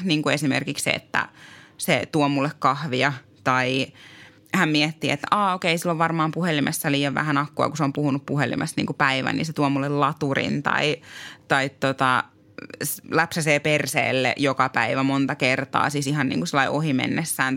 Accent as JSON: {"language": "Finnish", "town": "Tampere", "region": "Pirkanmaa", "country": "Finland", "moved": "yes", "lives_now": "Äkäslompolo, Finland", "said": "Mä oon itse Tampereelta kotoisin"}